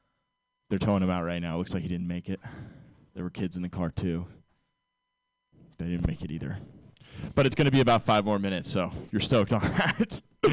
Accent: Ireland; And I'm Irish, so I like hide more weight than you think.

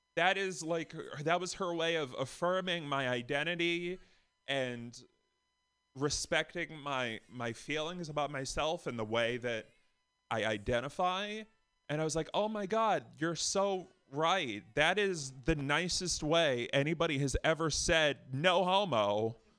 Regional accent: Boston, Massachusetts, United States; from Boston

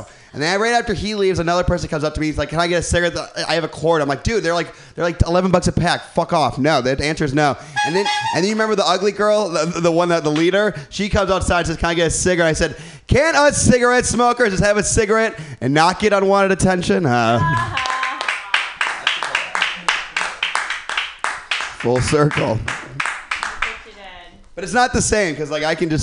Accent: Midwest, United States; I'm from the Midwest

